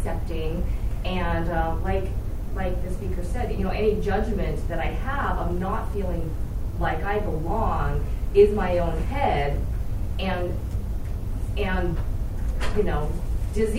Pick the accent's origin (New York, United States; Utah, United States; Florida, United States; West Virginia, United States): Utah, United States; now in Los Angeles, United States; I grew up in Utah